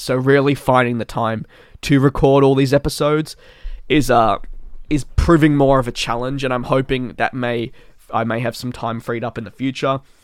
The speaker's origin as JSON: {"language": "English", "town": "Melbourne", "region": "Victoria", "country": "Australia", "tie": "born or raised there", "said": "it is in my hometown"}